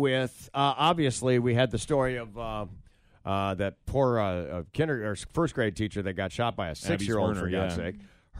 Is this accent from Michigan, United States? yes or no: yes; Michigan, United States; moved away; I grew up in Michigan